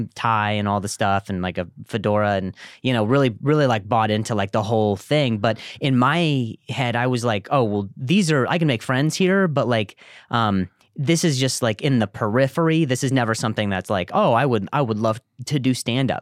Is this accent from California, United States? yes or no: no; Las Vegas, Nevada, United States; moved away as an adult; also born or lived in Indiana; I grew up in, uh, Vegas after